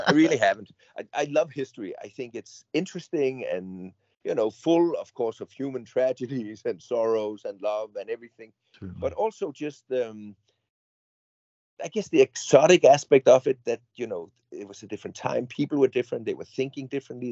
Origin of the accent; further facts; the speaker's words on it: Odense, Southern Denmark, Denmark; my hometown Odense in Denmark